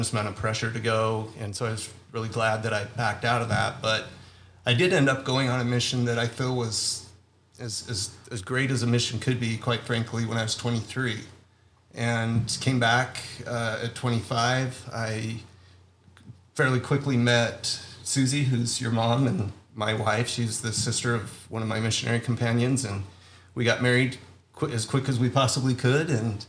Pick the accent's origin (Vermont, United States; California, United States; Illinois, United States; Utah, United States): Utah, United States; Bountiful; I grew up in Bountiful, Utah. I'm the oldest son and second oldest sibling.